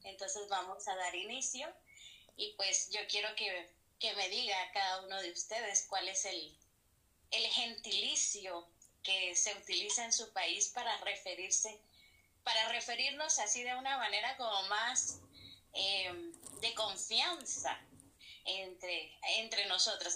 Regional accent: Guatemala; nuestro gentilicio acá en Guatemala es pues que somos guatemaltecos

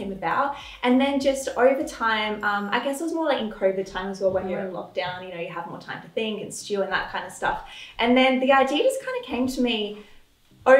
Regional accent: Adelaide, South Australia, Australia; My life growing up in Adelaide, when I look back at my childhood, it was very, very wholesome

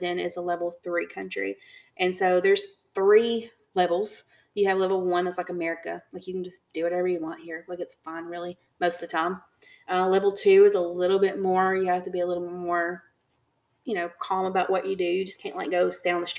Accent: United States; moved away; we're American

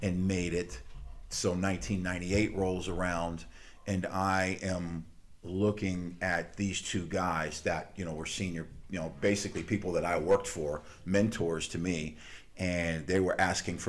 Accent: Louisiana, United States; moved away as an adult; also born or lived in Tallahassee, Florida; I'm originally from Louisiana

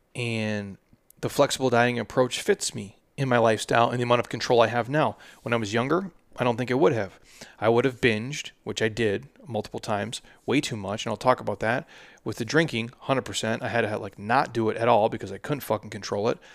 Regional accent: Midwest, United States; I'm from the Midwest, and that's just, that's just how I grew up

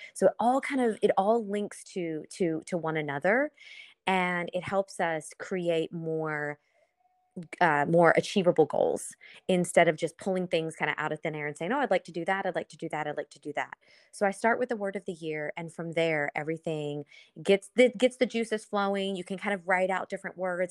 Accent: Lexington, Kentucky, United States; moved away as an adult; now in South Florida, United States; I am originally from Lexington, Kentucky.

